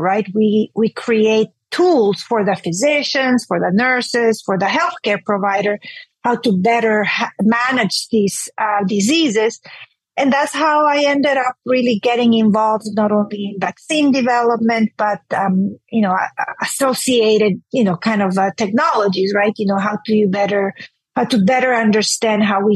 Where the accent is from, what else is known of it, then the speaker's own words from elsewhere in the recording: Honduras; moved away as an adult; now in Houston, United States; I grew up in Honduras, which is a Central American country